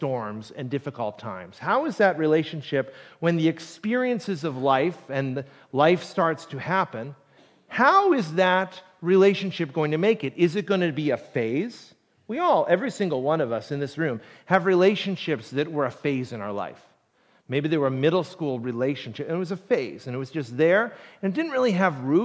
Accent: Plymouth, Massachusetts, United States; also born or lived in Ohio; I didn't grow up in Duxbury, but I grew up in Plymouth

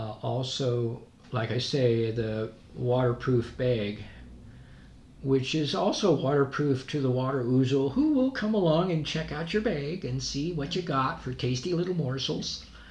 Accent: Scotland, United Kingdom; I'm Scottish, he was, and I've shared some of the trails he created.

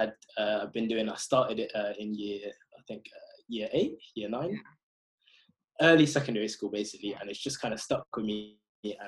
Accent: Croydon, London, United Kingdom; I grew up in Croydon.

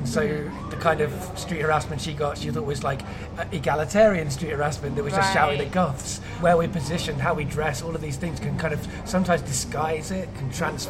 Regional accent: Cardiff, Wales, United Kingdom; I mean, I grew up in Cardiff, and it's a multicultural city.

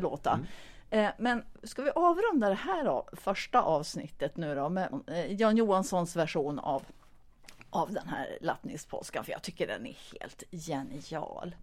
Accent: Stockholm, Stockholm County, Sweden; now in Sundsvall, Sweden; jag kom ju från början från Stockholm, eh, men bor nu sedan ganska länge i Sundsvall.

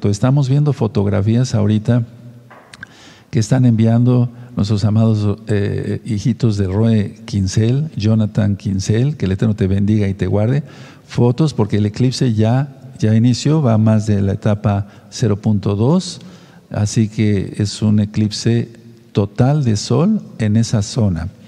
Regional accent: Tehuacán, Puebla, Mexico; de Tehuacán, Puebla, México

